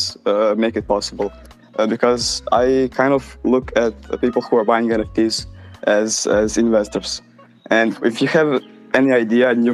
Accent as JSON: {"language": "English", "country": "Croatia", "said": "I'm from Croatia"}